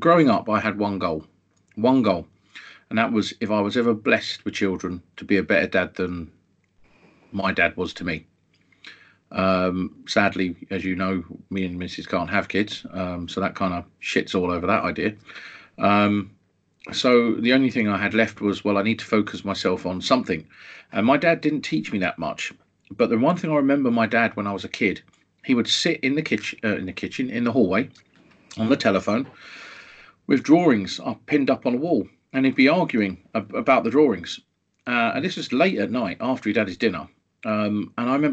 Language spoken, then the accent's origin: English; London, United Kingdom; growing up in Tottenham